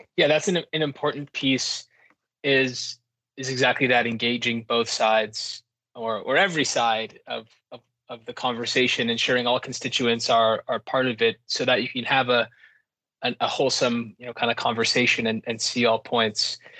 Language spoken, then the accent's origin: English; Quebec, Canada; I'm from Quebec